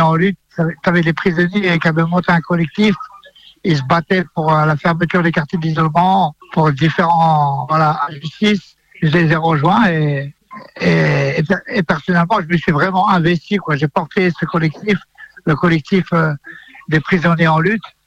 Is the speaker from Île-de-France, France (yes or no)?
yes; Yvelines, Île-de-France, France; j'ai grandi dans les Yvelines